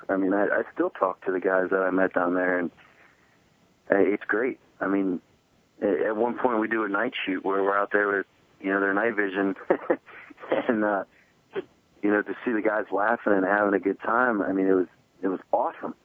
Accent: Fredericksburg, Virginia, United States; I grew up in Fredericksburg, Virginia, which is right by the Rapidan and Rappahannock River

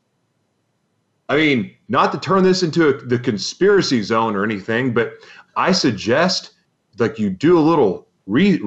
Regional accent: Oklahoma, United States; I'm from Oklahoma

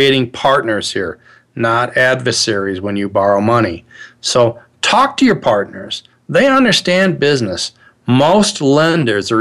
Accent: Midwest, United States; I'm originally from the Midwest. I'm a child of the 60s. I was born in 1960. Grew up in the Midwest

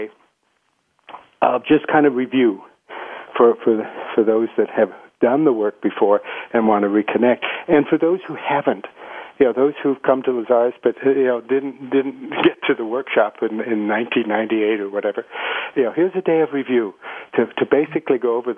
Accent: United States; moved away as an adult; now in Colombia; as an American

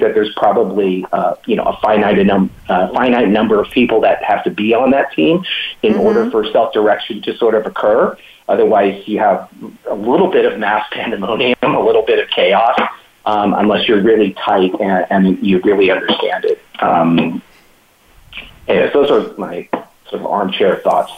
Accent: Hawaii, United States; I'm from Hawaii, uh, and you know, uh, there's uh, it's a melting pot for Asian, you know, diversity

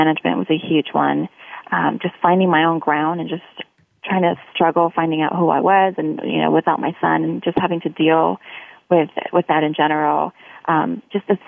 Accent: Orange County, California, United States; I am from Orange County, California.

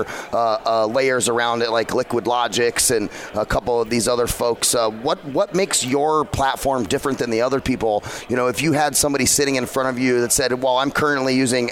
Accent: Scottsdale, Arizona, United States; right here in Scottsdale, Arizona, my hometown

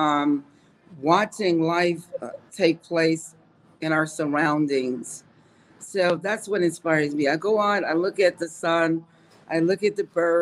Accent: New York, United States; I'm a New Yorker.

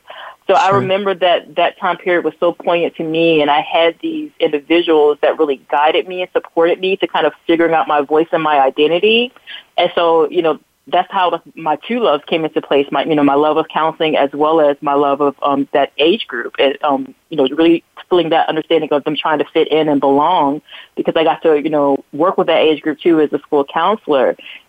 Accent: Newport News, Virginia, United States; born there; also born or lived in California / New Jersey / North Carolina; I've lived in three different areas in California. We lived in, New Jersey, North Carolina. I was born in Newport News

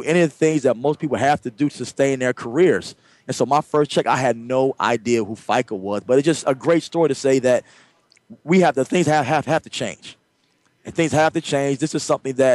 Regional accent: Chester, Pennsylvania, United States; moved away as an adult; also born or lived in Wisconsin / Detroit; I'm from Chester, Pennsylvania, small town. Right outside of Philadelphia, but probably a little tougher than Philly. Shout out to my hometown of Chester, Pennsylvania

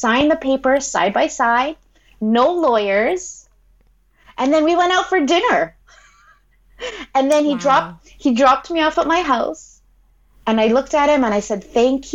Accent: Philippines; I'm Filipino

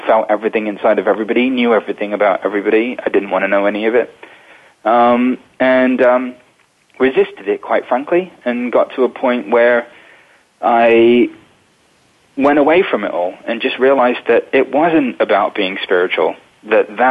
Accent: London, United Kingdom; I was born in England, in London, into a spiritual family in 1978

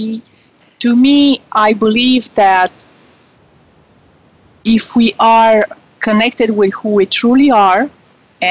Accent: Romania; moved away as an adult; now in United States; I was born in Romania during communist times

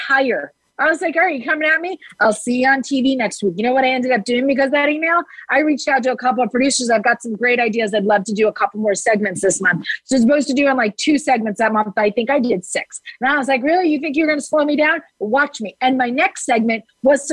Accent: New Jersey, United States; I'm from New Jersey

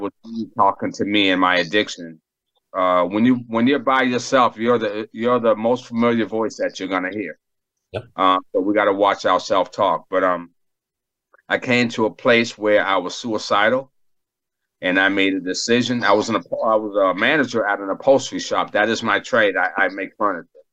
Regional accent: Boston, Massachusetts, United States; moved away; also born or lived in Bethesda, Maryland; I grew up in Boston, Massachusetts

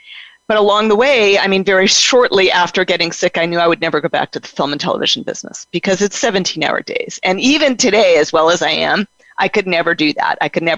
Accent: Denver, Colorado, United States; born there; I was born in Denver, Colorado.

